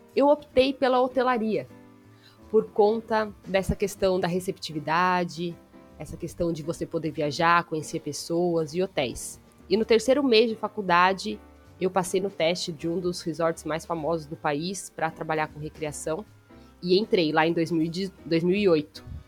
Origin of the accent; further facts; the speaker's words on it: Bragança Paulista, São Paulo, Brazil; moved away; voltei para Bragança Paulista, que é a minha terra de nascimento